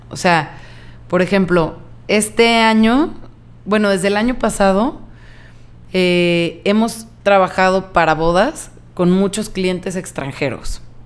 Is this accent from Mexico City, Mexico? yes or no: no; Guadalajara, Jalisco, Mexico; yo nunca me fui de Guadalajara. O sea, nunca había vivido en otro lugar.